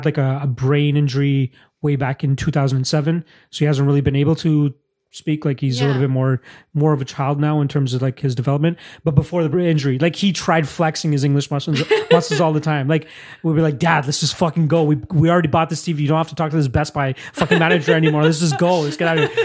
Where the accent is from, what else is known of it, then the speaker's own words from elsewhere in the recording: Toronto, Ontario, Canada; first language Punjabi; I was like born here